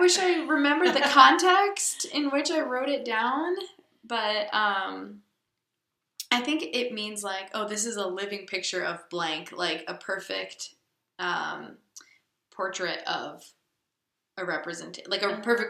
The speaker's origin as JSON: {"language": "English", "country": "United States", "said": "are you American? Yes. Yes, I am."}